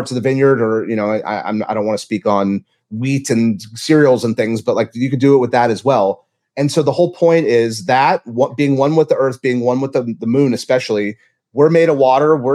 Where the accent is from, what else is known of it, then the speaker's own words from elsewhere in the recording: Louisiana, United States; born there; I was born in Louisiana.